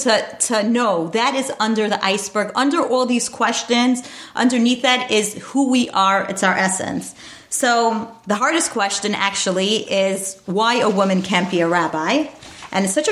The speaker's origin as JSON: {"language": "English", "town": "New York City", "region": "New York", "country": "United States", "tie": "born or raised there", "said": "I grew up in Borough Park, New York."}